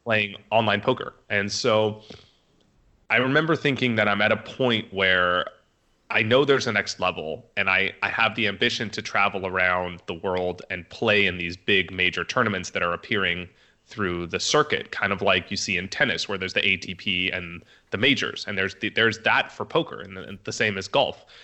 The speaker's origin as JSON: {"language": "English", "area": "Orange County", "region": "California", "country": "United States", "tie": "born or raised there", "also_born_or_lived": "Las Vegas", "moved": "as an adult", "said": "I grew up in Orange County, California"}